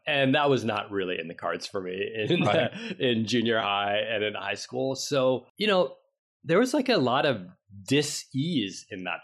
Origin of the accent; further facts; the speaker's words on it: New York City, New York, United States; we grew up in the East Village of New York City, Stuyvesant Town, 14th Street